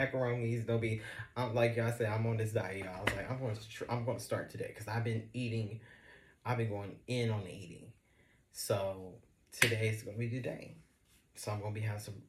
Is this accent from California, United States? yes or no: yes; Los Angeles, California, United States; I'm from Los Angeles, California.